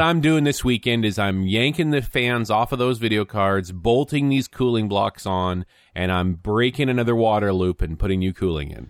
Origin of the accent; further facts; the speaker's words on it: Canada; being a Canadian